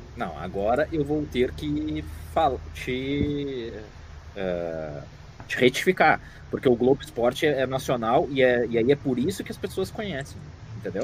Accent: São Paulo, Brazil; Sou de São Paulo, corintiano

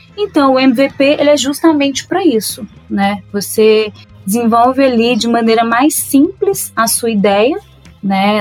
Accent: Minas Gerais, Brazil; nasci e cresci em Minas Gerais

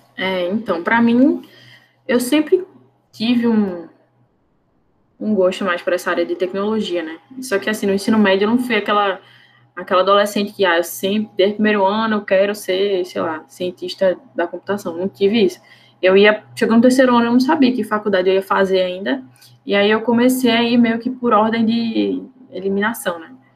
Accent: Recife, Pernambuco, Brazil; eu sou daqui de Recife

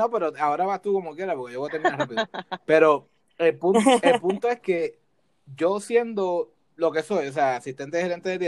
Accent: Puerto Rico; now in United States; Cuando nos fuimos de Puerto Rico, que vinimos a Estados Unidos, yo empecé a ver más cómo funcionan las cosas en el área laboral

